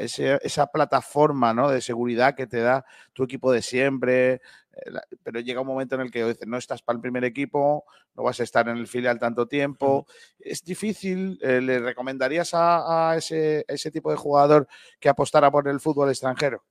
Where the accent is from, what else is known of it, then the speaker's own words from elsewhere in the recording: Rincón de la Victoria, Andalusia, Spain; mi pueblo que es Rincón de la Victoria